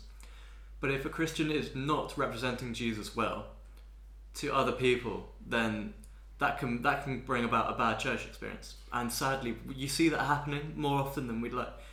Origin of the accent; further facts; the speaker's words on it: Bath, South West England, United Kingdom; I ended up growing up in Bath